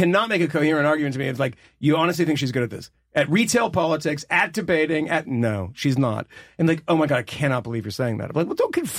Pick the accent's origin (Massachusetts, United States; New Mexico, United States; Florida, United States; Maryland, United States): Massachusetts, United States; from Massachusetts